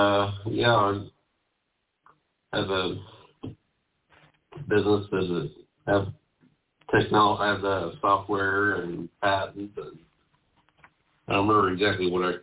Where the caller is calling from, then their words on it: Kansas City, Missouri, United States; Kansas City, Missouri.